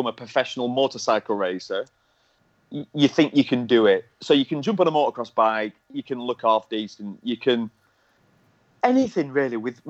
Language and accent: English; Lancashire, North West England, United Kingdom; I'm from Lancashire.